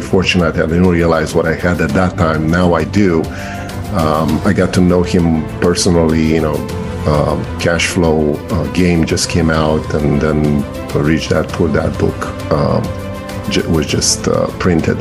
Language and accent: English; Romania; born or raised there; English is a second language; moved away as an adult; now in Maryland, United States